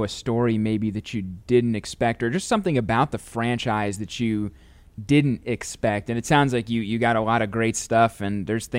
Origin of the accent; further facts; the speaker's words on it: St. Louis, Missouri, United States; Like you, I'm from St. Louis.